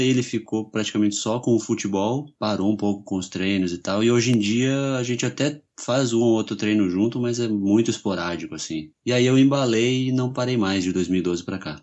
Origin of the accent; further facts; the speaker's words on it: São Paulo, Brazil; now in Curitiba, Brazil; eu sou de São Paulo, mas eu estou em Curitiba há 20 anos, mais ou menos, então eu já sou curitibano